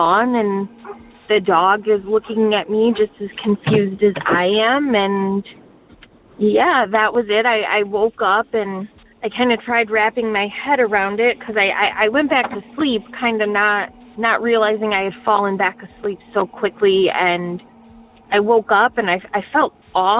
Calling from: Detroit, Michigan, United States; I am calling from the Detroit area

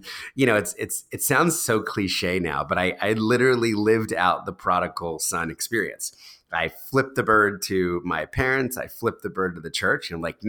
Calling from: New York City, New York, United States; So I'm recording this from New York City. I live with my wife and two kids.

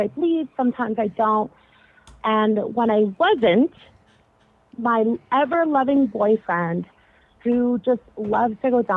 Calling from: Ontario, Canada; I am calling from Ontario, Canada.

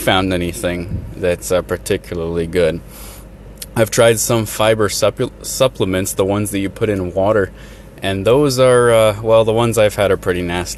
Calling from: Midwest, United States; I'm a listener from the Midwest here in the United States.

